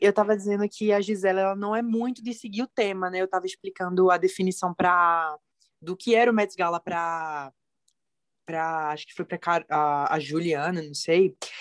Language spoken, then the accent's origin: Portuguese; interior near Recife, Pernambuco, Brazil; sou do interior do Recife, 60 minutinhos da capital, aqui no Nordeste, em Pernambuco